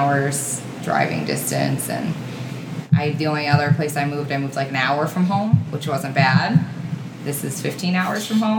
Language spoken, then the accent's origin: English; Scranton, Pennsylvania, United States; now in Racine, United States; Pennsylvania. Wilkes-Barre, Scranton, Pennsylvania.